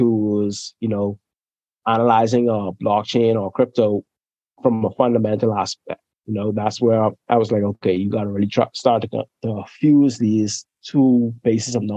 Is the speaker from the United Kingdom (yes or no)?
no; Bahamas; moved away; originally I'm from the Bahamas, you know, that's where I'm born and raised